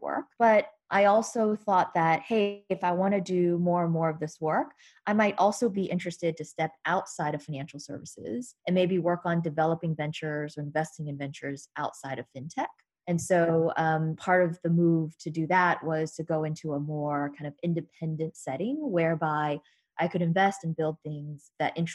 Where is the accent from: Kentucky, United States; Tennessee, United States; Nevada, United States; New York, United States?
New York, United States; I am from New York. I have family and friends and network here